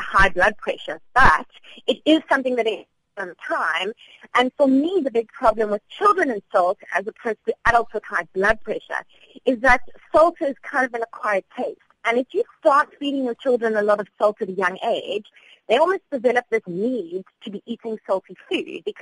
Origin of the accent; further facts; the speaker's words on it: South Africa; as South African adults